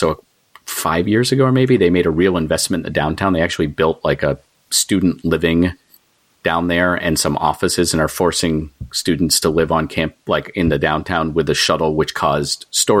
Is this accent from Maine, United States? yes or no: yes; Waterville, Maine, United States; also born or lived in New York City / Philadelphia; now in Massachusetts, United States; I grew up in Maine. So I've sort of always been a Northeast person. I've lived Maine, Massachusetts, New York City, Philadelphia.